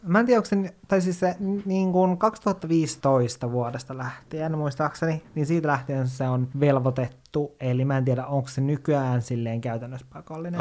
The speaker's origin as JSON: {"language": "Finnish", "town": "Oulu", "region": "North Ostrobothnia", "country": "Finland", "tie": "born or raised there", "also_born_or_lived": "Kemijärvi, Lapland", "said": "sen jälkeen muutettiin Ouluun"}